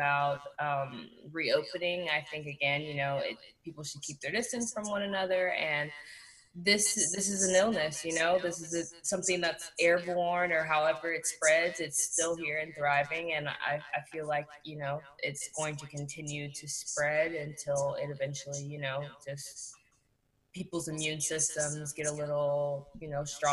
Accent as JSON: {"language": "English", "town": "Houston", "region": "Texas", "country": "United States", "tie": "born or raised there", "also_born_or_lived": "the suburbs", "said": "I grew up in the Southwest in A-Leaf until I was about 12 or 13 before I moved to the Burbs."}